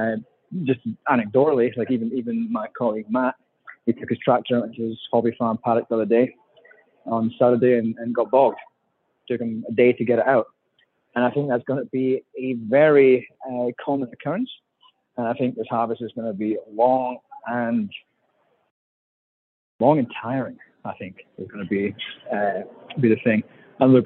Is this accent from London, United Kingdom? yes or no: no; Scotland, United Kingdom; now in Australia; I'm Scottish